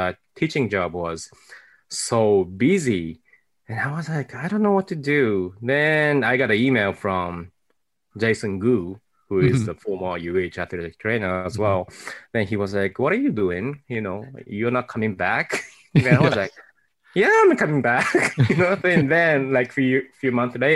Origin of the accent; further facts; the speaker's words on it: Tokyo, Japan; English is a second language; moved away as an adult; also born or lived in Fayetteville, Arkansas; now in United States; I was born and raised in Japan.